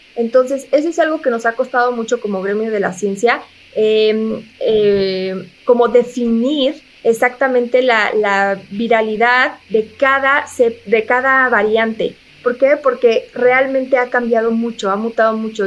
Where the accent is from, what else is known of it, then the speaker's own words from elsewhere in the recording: Mexico; tenemos un gran reto como mexicanos